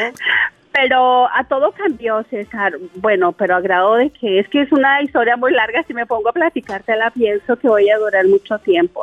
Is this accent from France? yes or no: no; Chihuahua, Mexico; now in Tulsa, United States; somos de Chihuahua los dos, pero nos venimos a vivir para acá